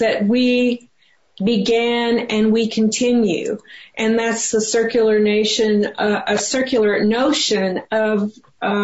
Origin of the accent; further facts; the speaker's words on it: Oklahoma City, Oklahoma, United States; growing up in Oklahoma City